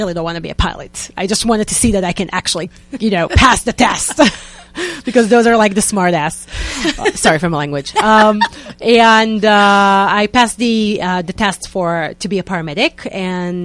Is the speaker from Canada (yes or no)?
no; Israel; accent: Israeli; English is a second language; moved away as an adult; now in New York, United States; I moved 5 years ago from Israel, so please excuse me for my Israeli accent